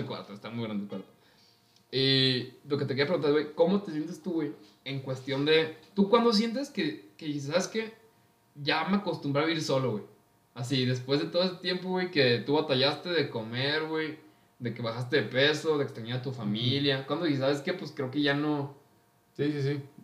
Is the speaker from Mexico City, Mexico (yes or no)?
no; Villa Hidalgo, Jalisco, Mexico; moved away as an adult; yo soy de un pueblo muy, muy lejano, llamado Villa Hidalgo. Está en los altos de Jalisco